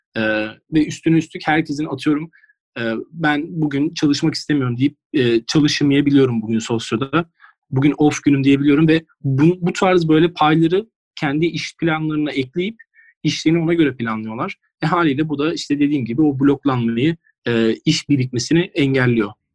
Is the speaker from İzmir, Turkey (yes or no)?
yes; İzmir, Turkey; also born or lived in Giresun (ancestry) / Ayvalık; İzmirli ama aslen Giresunlu.